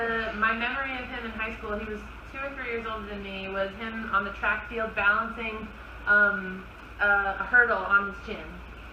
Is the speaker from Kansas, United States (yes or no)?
no; East Windsor, New Jersey, United States; moved away as an adult; also born or lived in Scotland / Delaware; I'm originally from New Jersey.